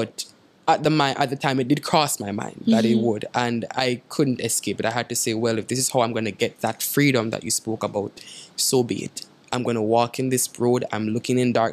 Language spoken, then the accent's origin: English; Saint Thomas Parish, Jamaica; I'm from St. Thomas, the direct next end of the island